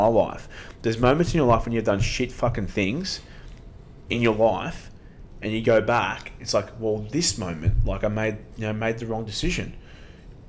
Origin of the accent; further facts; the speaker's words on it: Sydney, New South Wales, Australia; we come from Australian Sydney especially